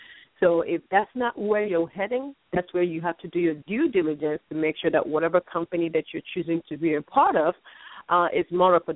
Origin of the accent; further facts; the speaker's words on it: Nigeria; now in United States; Growing up in Nigeria